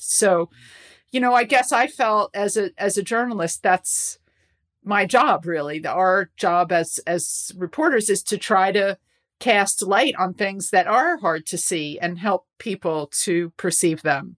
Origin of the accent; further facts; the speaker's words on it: United States; moved away as an adult; also born or lived in New York; now in London, United Kingdom; as an American